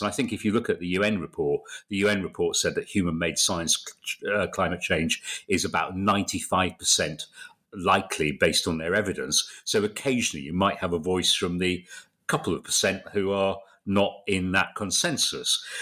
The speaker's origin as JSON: {"language": "English", "town": "Bradford", "region": "Yorkshire and the Humber", "country": "United Kingdom", "also_born_or_lived": "London", "moved": "as an adult", "said": "I was from Bradford"}